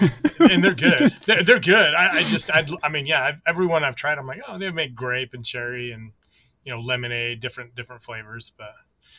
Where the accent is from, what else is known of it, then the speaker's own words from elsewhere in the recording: United States; I'm from the States